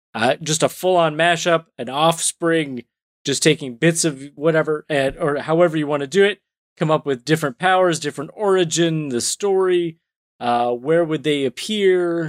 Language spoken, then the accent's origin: English; Canada; being Canadian